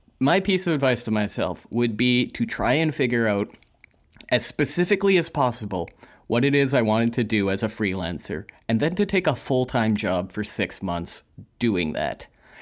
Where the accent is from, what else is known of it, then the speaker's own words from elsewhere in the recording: Calgary, Alberta, Canada; I kind of became like a ringer for any of these big events that would happen in my hometown of Calgary at the time.